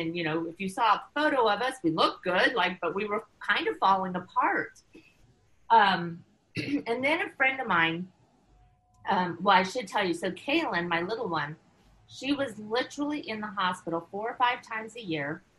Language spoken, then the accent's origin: English; United States; moved away as an adult; also born or lived in China; I was living in China, you know, which was challenging as an American